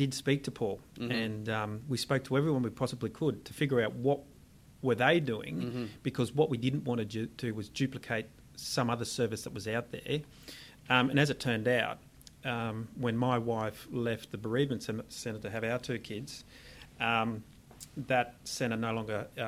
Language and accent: English; Sydney, New South Wales, Australia; I was born in the Cronulla Shire, actually, in Sydney